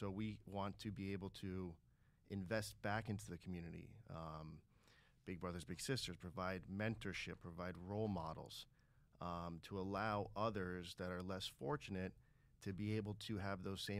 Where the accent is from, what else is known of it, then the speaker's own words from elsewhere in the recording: Miami, Florida, United States; You know, we were born and raised in Miami, Florida, right? And we've all moved out for college and worked other places, but always came back to Miami.